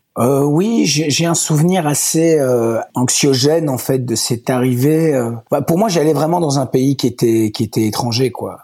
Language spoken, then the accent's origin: French; Walloon Brabant, Wallonia, Belgium; also born or lived in Ardennes; now in Brussels, Belgium; j'ai pas grandi là-bas parce que mes parents n'habitaient pas vraiment Bruxelles. Ils habitaient à, à 20, 20, 30 km de Bruxelles, dans le Brabant wallon, autour de Wavre, Rixensart